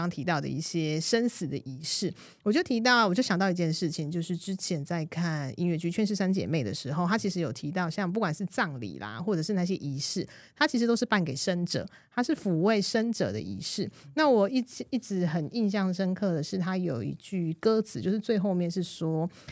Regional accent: Taiwan; 如果我今天不是在我的出生地 不是在台湾

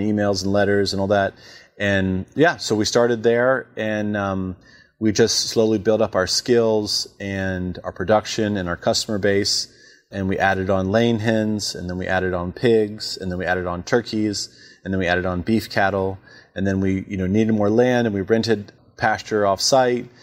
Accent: Warrenton, Virginia, United States; also born or lived in Charlottesville, Virginia; we moved back to my hometown of Warrington

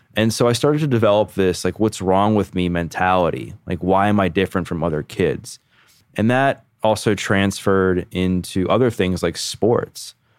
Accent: Baltimore, Maryland, United States; I grew up born and raised in Baltimore, Maryland, have never left my hometown

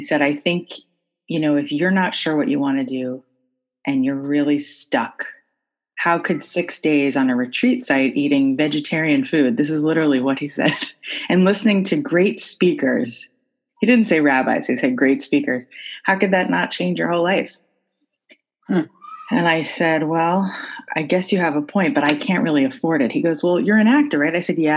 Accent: Florida, United States; I grew up in Florida

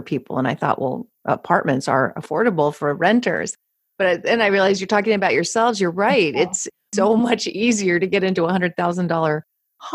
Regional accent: San Francisco, California, United States; I'm born and raised in San Francisco

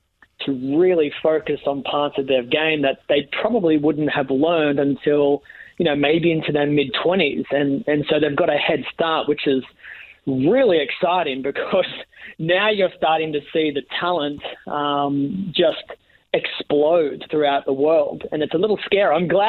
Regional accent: Australia; I was born into bowling. Neither of my parents were bowlers themselves. They just thought the game of bowling would be a great business opportunity for my small country town.

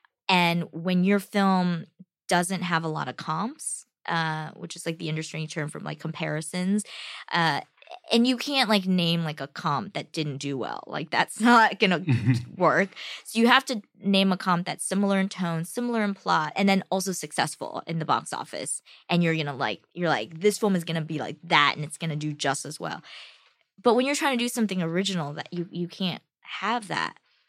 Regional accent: United States; My family, the family in China, and me as an American

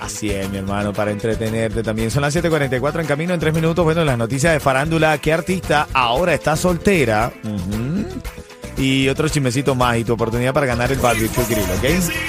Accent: Venezuela; now in Miami, United States; soy venezolano

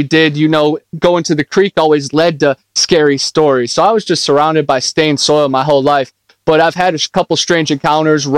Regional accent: Ohio, United States; moved away as an adult; now in Florida, United States; I grew up in Ohio, and then I lived out of my car, and now I live in Florida, right in the swamp.

